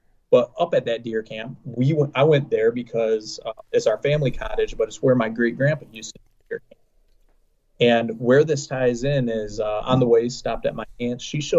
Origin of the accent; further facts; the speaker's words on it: Central Lake, Michigan, United States; I'm from Central Lake, Michigan.